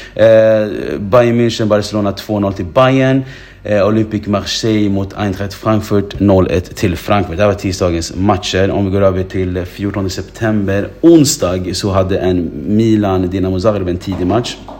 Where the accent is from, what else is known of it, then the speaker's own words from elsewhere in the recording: Sweden; jag som svensk som bor i Sverige